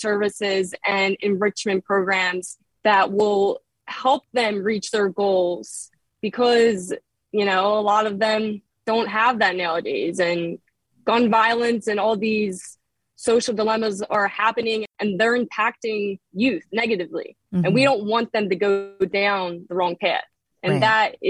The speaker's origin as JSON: {"language": "English", "town": "Philadelphia", "region": "Pennsylvania", "country": "United States", "tie": "born or raised there", "said": "I grew up in Philly. I'm a Philadelphia native"}